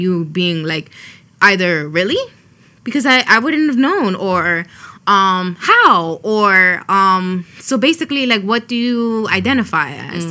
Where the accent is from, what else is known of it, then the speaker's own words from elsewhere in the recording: New York City, New York, United States; first language Spanish; English is a second language; growing up in the Bronx